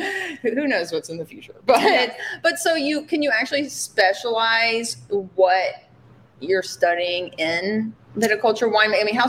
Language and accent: English; Alabama, United States; Alabama. Yeah. Sorry to my home state.